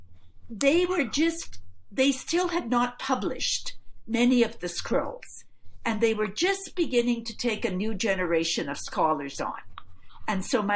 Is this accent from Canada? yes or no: yes; Edmonton, Alberta, Canada; moved away; also born or lived in Toronto; I grew up in Edmonton